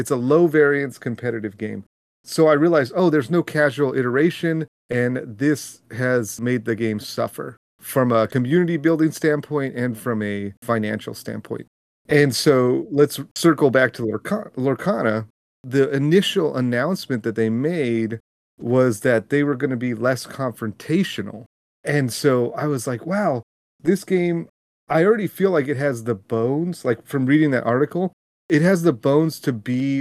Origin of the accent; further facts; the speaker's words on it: California, United States; I grew up in California, so one of the big things growing up was going to Disneyland.